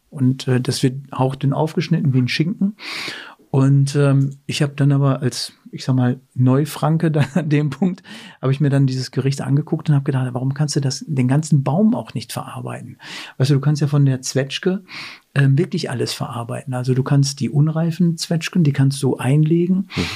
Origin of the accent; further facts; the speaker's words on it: Werne, North Rhine-Westphalia, Germany; moved away as an adult; now in Kulmbach, Germany; ich komme ja aus Werne, aber Werne